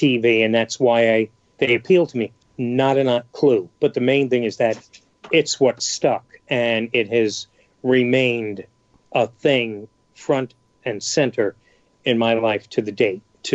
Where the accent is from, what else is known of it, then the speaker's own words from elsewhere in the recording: New York City, New York, United States; I'm from New York City, I'm from the Bronx